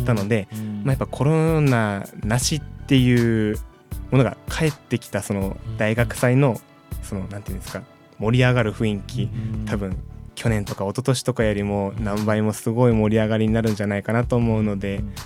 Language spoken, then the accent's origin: Japanese; Hitachi, Ibaraki, Japan; moved away as an adult; now in Sendai, Japan; 茨城県日立市だったんですけど、うん、あんまり言っちゃ悪いですけど活気があまり感じられない地元